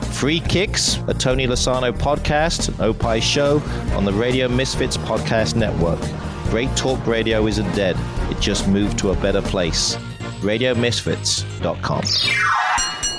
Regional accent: England, United Kingdom; now in Illinois, United States; I am from England

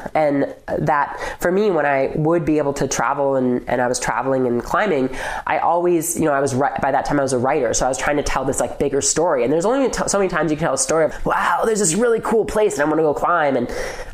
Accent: Minneapolis, Minnesota, United States; now in Jackson, United States; I grew up in Minnesota

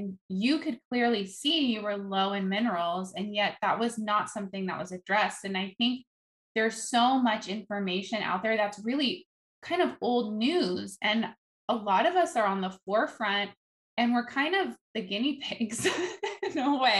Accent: Netherlands; moved away; I grew up in Holland

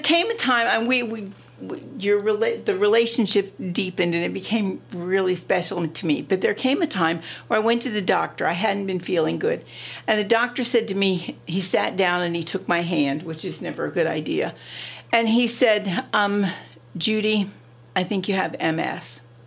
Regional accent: Ohio, United States; moved away as an adult; now in Delaware, United States; I was born and raised in Ohio

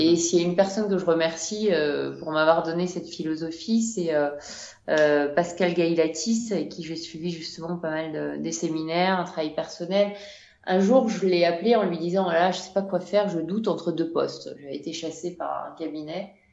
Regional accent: France; moved away as an adult; also born or lived in Amazon, Ecuador; now in Quito, Ecuador; on est française

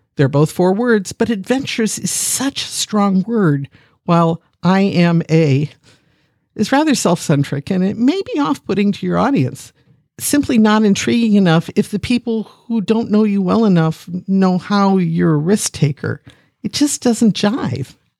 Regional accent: Akron, Ohio, United States; I'm a geek from Akron, Ohio, the city once known as the rubber capital of the world

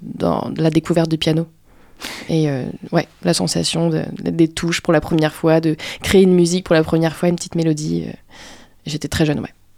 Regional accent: Paris, Île-de-France, France; now in Angers, France; moi c'est Paris. la capitale

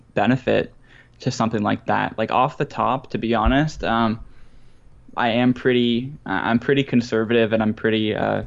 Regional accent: Canada; I'm Canadian

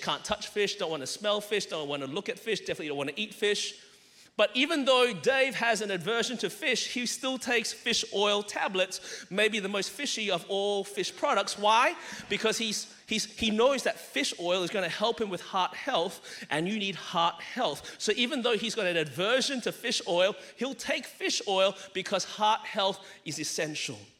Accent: Melbourne, Victoria, Australia; born or raised there; moved away as an adult; now in Anderson, United States

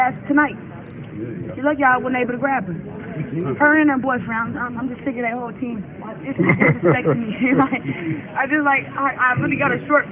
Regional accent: Flint, Michigan, United States; I am Flint. Michigan lives deep down inside of me

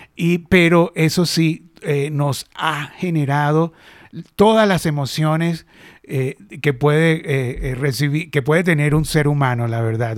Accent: Venezuela; accent: Venezuelan; moved away; also born or lived in Argentina; Yo nací en Venezuela, la verdad, pero yo no me siento ya venezolano, venezolano. O sea, hablo como venezolana y mi alma es venezolana

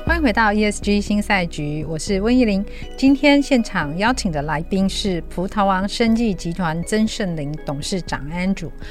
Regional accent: Taiwan; 我们只要是在台湾长大、度过童年的人

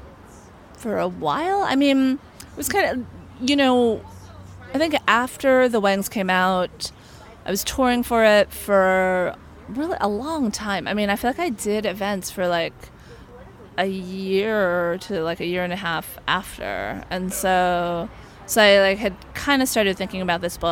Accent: Los Angeles, California, United States; I grew up in Northridge, which is like way north in the valley.

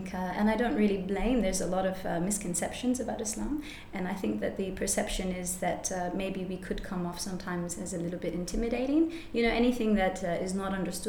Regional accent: Perth, Western Australia, Australia; also born or lived in United States; I was born in America. My mum was raised Catholic and born in Santa Clara in California to Mexican parents, Mexican background, yeah. My dad is an engineer. And so for that reason, we moved to Perth in 1996. And I was in year two at that time

